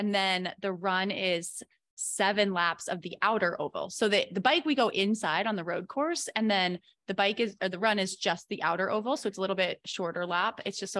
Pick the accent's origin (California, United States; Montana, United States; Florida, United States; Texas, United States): Montana, United States; I'm from Montana.